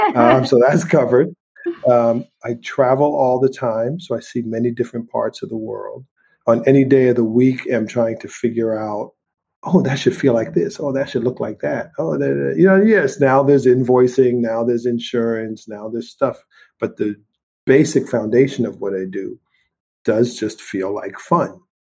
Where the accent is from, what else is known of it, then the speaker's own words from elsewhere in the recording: St. Thomas, U.S. Virgin Islands; I grew up partly in the Caribbean in St. Thomas, Virgin Islands, right? And that was carnival and the beach and relaxation and beautiful weather all year long.